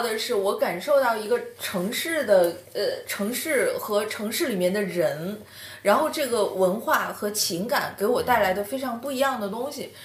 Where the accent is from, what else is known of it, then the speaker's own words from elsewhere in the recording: Shenyang, Liaoning, China; moved away; 我是沈阳人